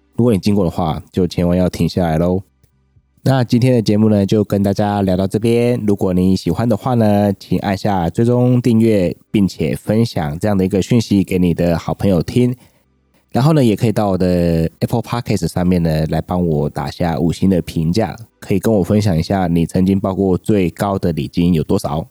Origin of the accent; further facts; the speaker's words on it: southern Taiwan, Taiwan; 我是身在南部